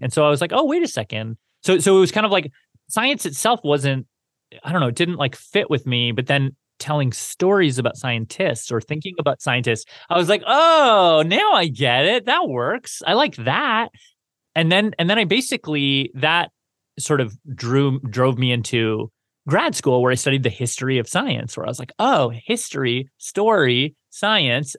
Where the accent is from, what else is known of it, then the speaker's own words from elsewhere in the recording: Canada; growing up in Canada, I feel like I I really I really liked science until about high school